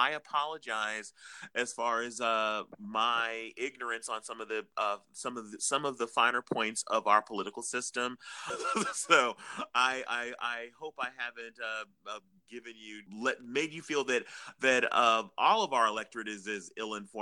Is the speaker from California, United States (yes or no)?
yes; Los Angeles, California, United States; I am a native Angeleno. I was born in Los Angeles, and I have lived all of my life here in Southern California